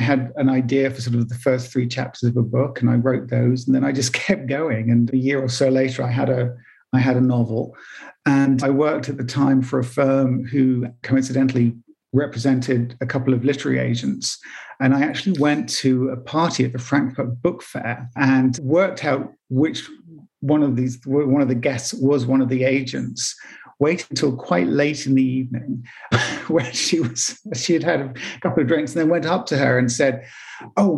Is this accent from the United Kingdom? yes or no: yes; England, United Kingdom